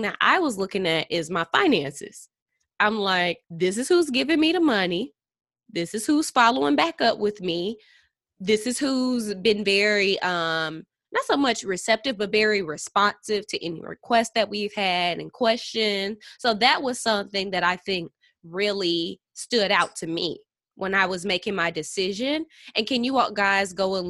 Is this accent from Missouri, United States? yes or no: yes; St. Louis, Missouri, United States; I'm from like St. Louis with my family.